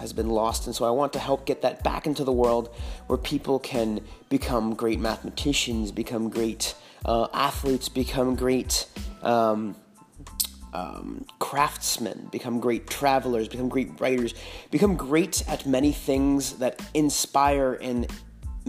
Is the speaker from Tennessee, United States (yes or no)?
no; Northern California, United States; now in Austin, United States; I'm from Northern California